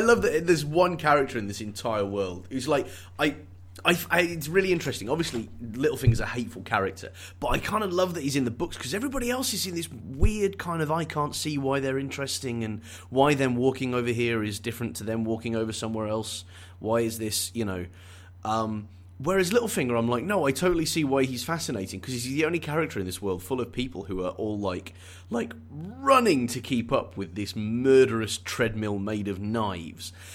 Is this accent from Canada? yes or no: no; United Kingdom; as a Brit